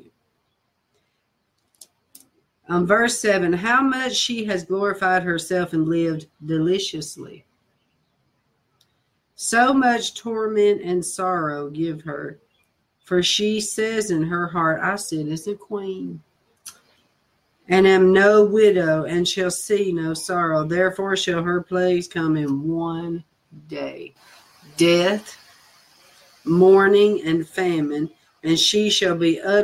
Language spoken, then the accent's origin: English; Nashville, Tennessee, United States; moved away; my accent just tells, you know. And so I told him I was from Nashville